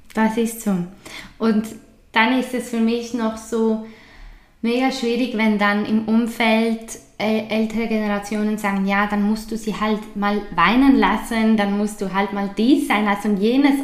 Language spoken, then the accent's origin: German; Switzerland; bei uns in der Schweiz